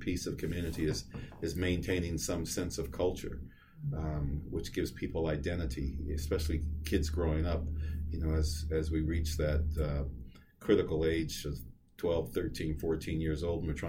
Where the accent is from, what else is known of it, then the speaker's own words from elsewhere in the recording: Seattle, Washington, United States; we grew up in Madrona where the neighborhood grocery store was an IGA